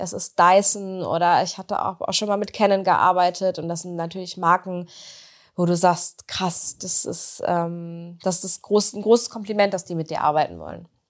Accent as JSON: {"language": "German", "town": "Bünde", "region": "North Rhine-Westphalia", "country": "Germany", "moved": "as an adult", "lives_now": "Bielefeld, Germany"}